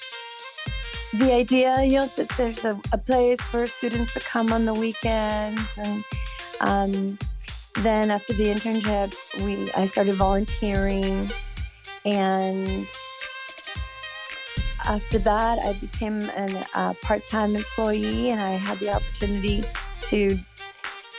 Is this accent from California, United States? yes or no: yes; Southern California, United States; also born or lived in Mexicali, Mexico; now in Sacramento, United States; moved to the United States when I was 5, and lived in Southern California the majority of my life